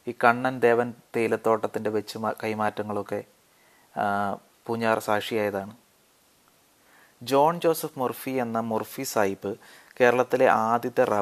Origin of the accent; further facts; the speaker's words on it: Alunthara, Kerala, India; ആലുന്തറ എന്നൊരു കൊച്ചു ഗ്രാമത്തിലാണ് ഞാൻ ജനിച്ചു വളർന്നത്